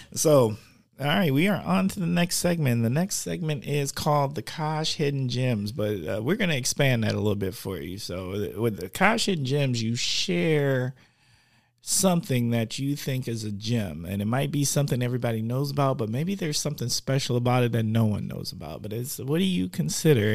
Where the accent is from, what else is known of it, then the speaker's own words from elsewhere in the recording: Milwaukee, Wisconsin, United States; I'm from Milwaukee